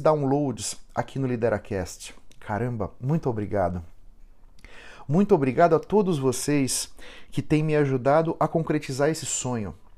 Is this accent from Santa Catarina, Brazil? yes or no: no; São Paulo, Brazil; Eu fui criado em Moema, aqui em São Paulo.